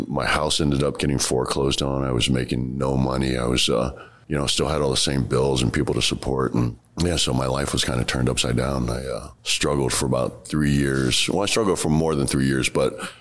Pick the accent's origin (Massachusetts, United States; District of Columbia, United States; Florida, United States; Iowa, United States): District of Columbia, United States; Washington; also born or lived in San Francisco / Maryland; where I grew up in Southeast D.C. is great now.